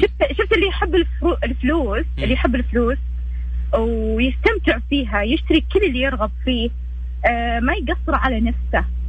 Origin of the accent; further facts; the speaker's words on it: Riyadh, Riyadh Province, Saudi Arabia; انا من الرياض